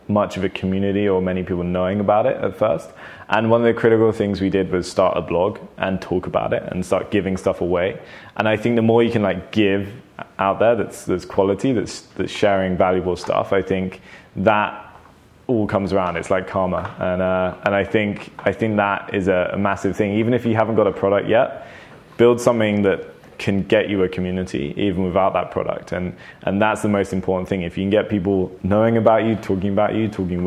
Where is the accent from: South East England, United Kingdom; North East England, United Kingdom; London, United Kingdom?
London, United Kingdom; I think I've always been a Londoner though. I was born in London and now I live in London.